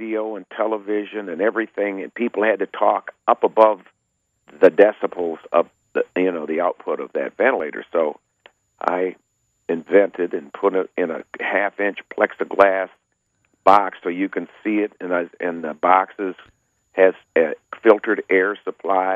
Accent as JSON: {"language": "English", "region": "northern Michigan", "country": "United States", "tie": "born or raised there", "said": "it's close right here in my hometown"}